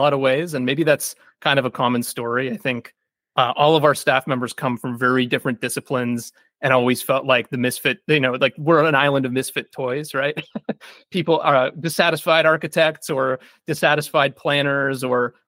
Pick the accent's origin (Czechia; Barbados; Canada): Canada; Kitchener, Ontario; my hometown of Kitchener, Ontario.